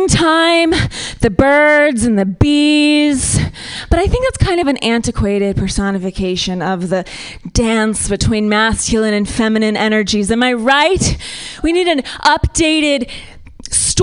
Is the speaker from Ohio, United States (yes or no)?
yes; Ohio, United States; I'm from Ohio